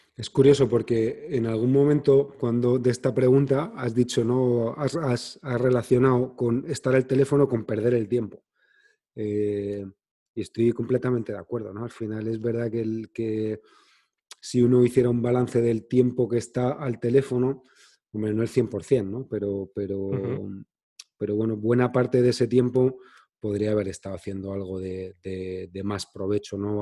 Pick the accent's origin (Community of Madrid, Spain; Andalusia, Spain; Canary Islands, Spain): Community of Madrid, Spain; Madrid; also born or lived in Cádiz; yo nací en Cádiz, pero vivo en Madrid desde que tengo 10 años